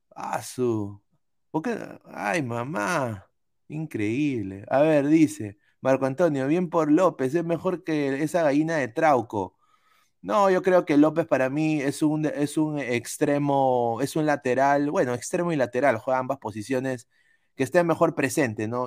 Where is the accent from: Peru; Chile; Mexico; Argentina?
Peru; now in United States; soy periodista peruano aquí en los Estados Unidos